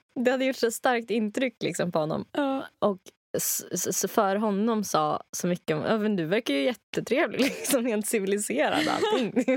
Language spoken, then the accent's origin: Swedish; Rättvik, Dalarna County, Sweden; moved away; i Rättvik där jag kommer ifrån